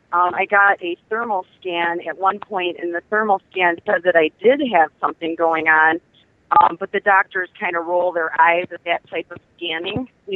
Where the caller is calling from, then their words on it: Michigan, United States; I'm from Michigan.